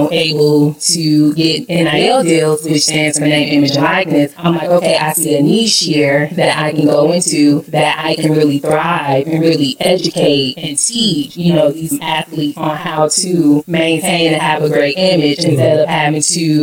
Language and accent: English; Oxford, Alabama, United States; moved away as an adult; now in Atlanta, United States; I was born and raised in Oxford, Alabama